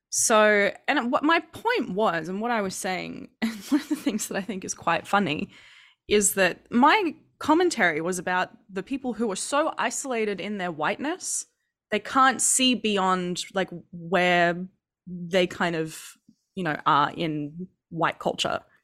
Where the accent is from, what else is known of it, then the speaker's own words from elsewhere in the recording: Queensland, Australia; I grew up in Queensland